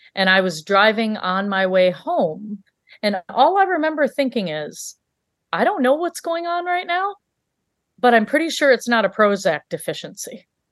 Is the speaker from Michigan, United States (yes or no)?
yes; Michigan, United States; also born or lived in Africa; we grew up in Michigan